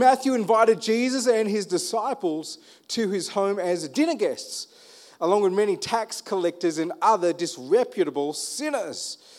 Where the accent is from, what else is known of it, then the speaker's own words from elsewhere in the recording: Armidale, New South Wales, Australia; I'm from Armidale. You can talk me down.